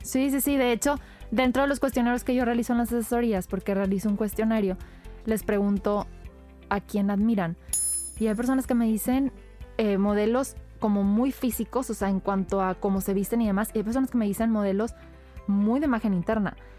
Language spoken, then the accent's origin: Spanish; Monterrey, Nuevo León, Mexico; somos regios y, ah, las palabras aquí nos fluyen hasta por los codos